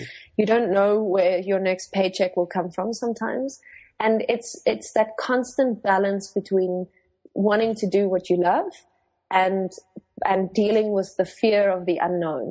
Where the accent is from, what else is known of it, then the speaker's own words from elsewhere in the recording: South Africa; first language Afrikaans; English is a second language; I am Afrikaans, so that's my first language.